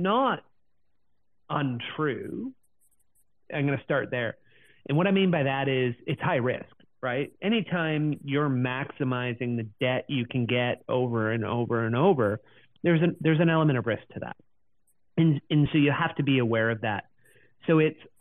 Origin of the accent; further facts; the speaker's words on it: Canada; as a Canadian